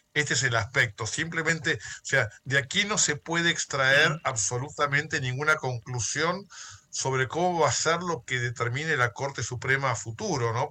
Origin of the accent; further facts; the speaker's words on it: Argentina; hablo como abogado argentino